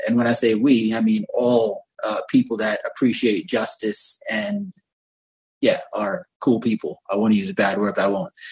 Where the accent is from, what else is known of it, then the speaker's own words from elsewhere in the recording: United States; moved away; also born or lived in United Arab Emirates; growing up in America